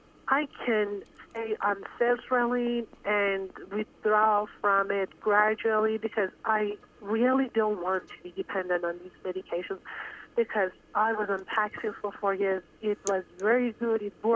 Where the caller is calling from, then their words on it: Dallas, Texas, United States; also born or lived in Iran; I'm calling from Dallas.